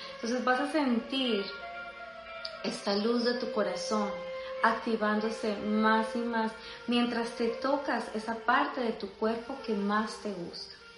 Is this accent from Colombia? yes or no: yes; Colombia; yo soy colombiana